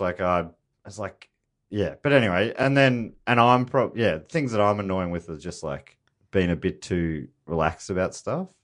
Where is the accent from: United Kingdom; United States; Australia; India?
Australia; Moorabbin, Victoria; I grew up in Moorabbin down there